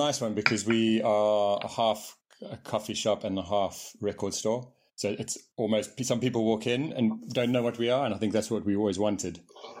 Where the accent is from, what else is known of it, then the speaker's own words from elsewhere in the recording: Johannesburg, Gauteng, South Africa; also born or lived in Manchester, England; I'm from Manchester. From Manchester. I left when I was very young. Yeah. So I went to South Africa. I grew up in Johannesburg, four places. But I'm English at heart. My parents are English.